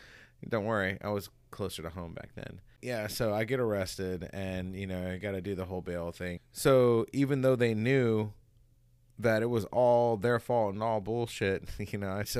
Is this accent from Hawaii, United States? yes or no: yes; Hawaii, United States; I'm coming from Hawaii too, so I didn't know like all this underlying bullshit.